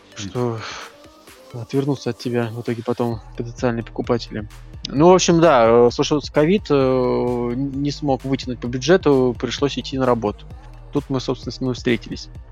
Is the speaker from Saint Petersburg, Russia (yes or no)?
no; Moscow, Russia; мы из Москвы